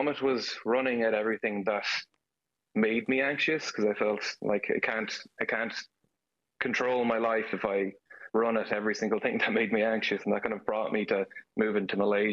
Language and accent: English; Galway, Connacht, Ireland; moved away as an adult; now in Texas, United States; I'm from Galway, Renmore specifically